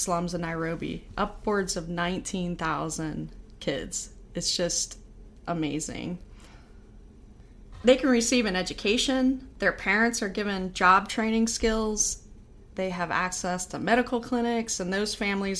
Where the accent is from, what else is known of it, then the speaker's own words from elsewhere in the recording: Pittsburgh, Pennsylvania, United States; moved away as an adult; also born or lived in Buffalo, New York / Albany, New York / Indianapolis; I'm from Pittsburgh, Pennsylvania.